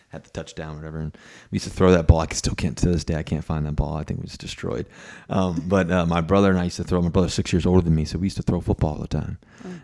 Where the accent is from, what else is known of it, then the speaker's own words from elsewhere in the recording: Virginia, United States; growing up in Virginia.